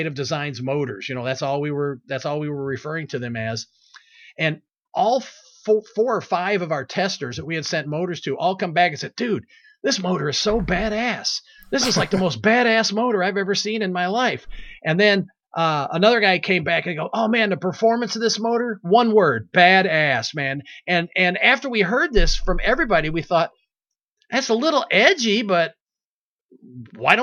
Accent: Monroe, Michigan, United States; my hometown of Monroe, Michigan

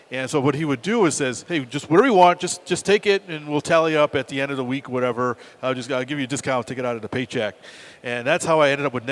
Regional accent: Northeast, United States; born or raised there

